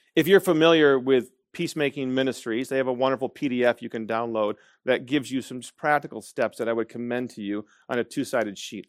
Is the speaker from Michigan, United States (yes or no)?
yes; Grand Rapids, Michigan, United States; moved away; that I was Dutch, that I was Reformed, and that I was from Grand Rapids, Michigan